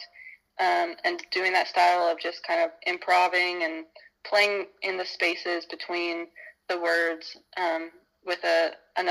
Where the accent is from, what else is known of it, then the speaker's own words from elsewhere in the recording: Nashville, Indiana, United States; I'm back in my hometown, Nashville in Brown County, Indiana